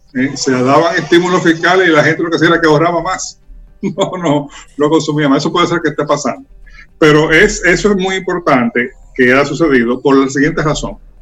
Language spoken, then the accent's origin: Spanish; Dominican Republic